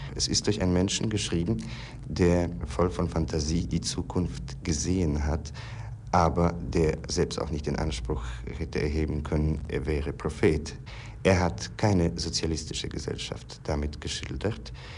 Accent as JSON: {"language": "German", "country": "Poland", "said": "ich stamme aus Polen"}